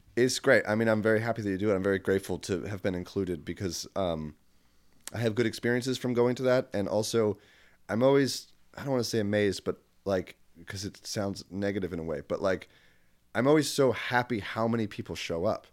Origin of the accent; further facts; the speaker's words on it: Wilmington, Delaware, United States; moved away; I'm from Wilmington, Delaware